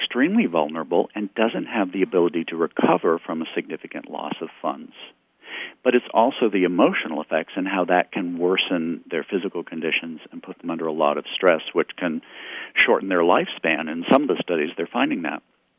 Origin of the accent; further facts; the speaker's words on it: Missouri, United States; certainly here in my home state in Missouri